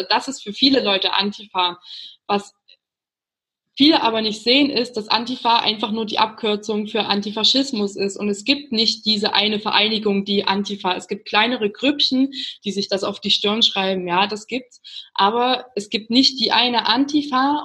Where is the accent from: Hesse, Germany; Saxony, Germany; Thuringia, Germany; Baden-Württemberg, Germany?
Saxony, Germany; Chemnitz; wir kommen aus Chemnitz